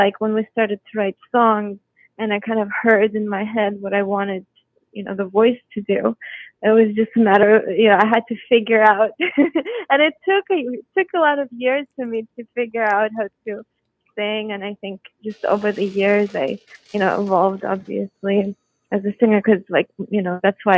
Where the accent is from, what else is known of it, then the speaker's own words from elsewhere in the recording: Moscow, Russia; moved away; also born or lived in Houston, Texas, United States / New York, United States / Los Angeles, United States; I grew up in Moscow, and then we moved to Houston, Texas, and I went to performing arts high school.